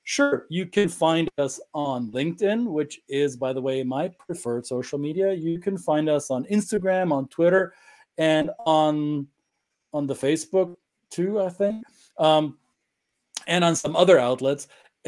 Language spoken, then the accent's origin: English; Germany; accent: German; English is a second language; also born or lived in Minnesota / Southeast US; now in United States; stereotypical German accent. However, I do recognize that I do have an accent.